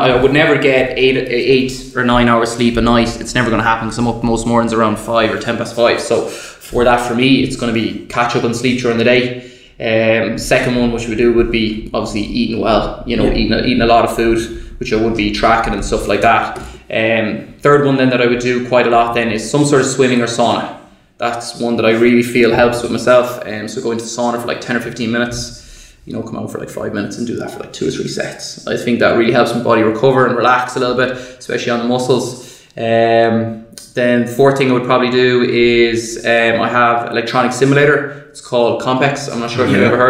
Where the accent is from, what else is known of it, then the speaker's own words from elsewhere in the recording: Galway, Connacht, Ireland; moved away; I'm from Galway originally.